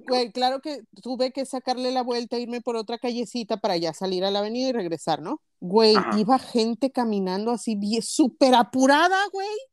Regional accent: Linares, Nuevo León, Mexico; las crónicas de mi pueblo

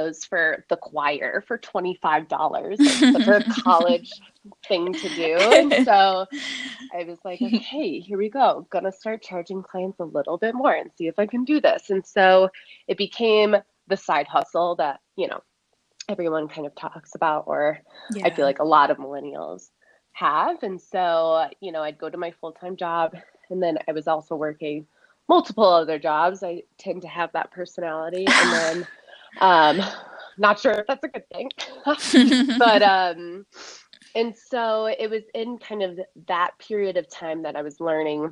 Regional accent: Chicago, Illinois, United States; also born or lived in Midwest; now in Denver, United States; I live in Denver, Colorado, but I'm originally from the Chicago area

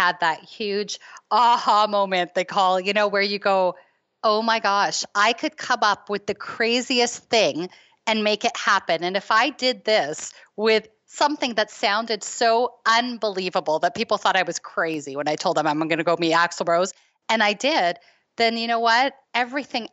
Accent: Toronto, Ontario, Canada; I'm from Toronto

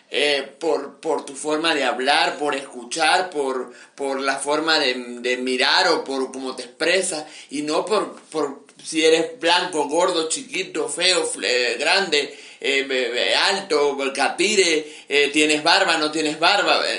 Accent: Mérida, Venezuela; venezolano siempre, nosotros como venezolanos siempre regresamos, así nos lleva para China. Y, y amo a, Mérida y aquí estoy eh, aún en el medio de estas

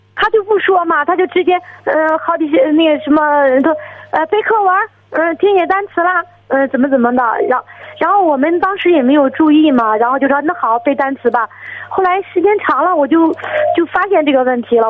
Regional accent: Shijiazhuang, Hebei, China; 我是那个石家庄的

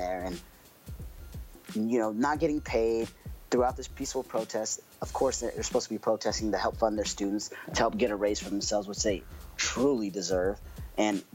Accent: Oklahoma, United States; I'm from Oklahoma

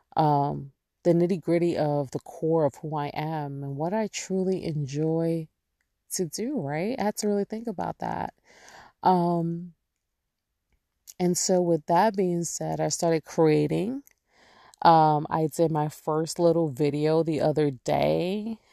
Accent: New York, United States; moved away; I'm born and raised there

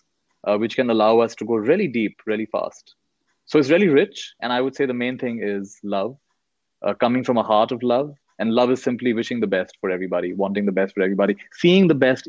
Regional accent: India; also born or lived in United States; I was born in the US. I've grown up in India

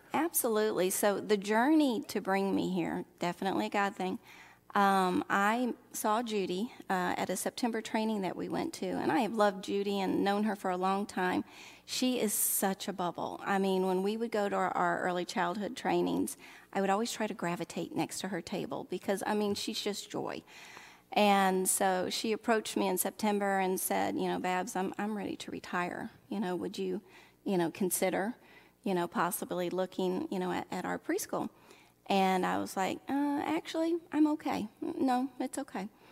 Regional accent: Oxford, Mississippi, United States; accent: southern; moved away; I would call my hometown Oxford, Mississippi

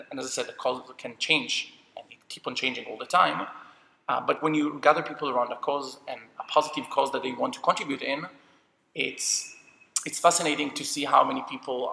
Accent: Jerusalem, Jerusalem District, Israel; I grew up in Jerusalem, but every 2 or 3 weeks, we went to visit my grandparents and my mom's family in the kibbutz.

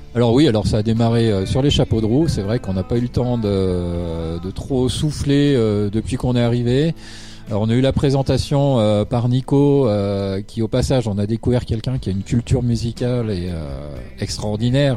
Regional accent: Switzerland; c'est un groupe suisse. on vient de la région de Lausanne-Fribourg

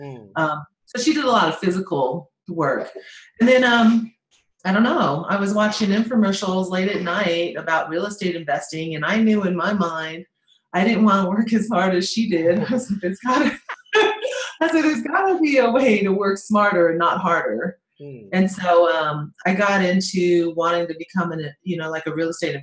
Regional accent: Colorado Springs, Colorado, United States; I'm from Colorado Springs, Colorado. I am like a regular kid.

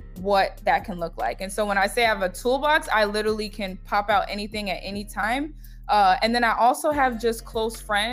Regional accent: New York, United States; I'm from New York

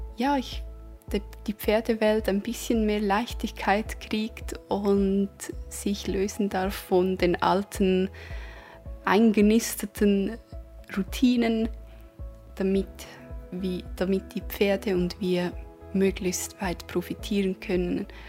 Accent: Switzerland; accent: Swiss; man wird natürlich meinen Schweizer Akzent immer wieder hören können

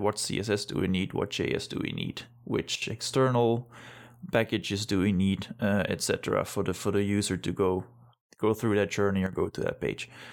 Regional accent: Belgium; moved away as an adult; now in Denmark; I'm originally from Belgium, but been living in Denmark since, uh, two thousand twelve

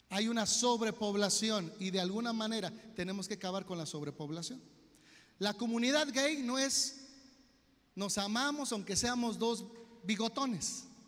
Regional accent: Mexico; como buenos mexicanos, nos valió

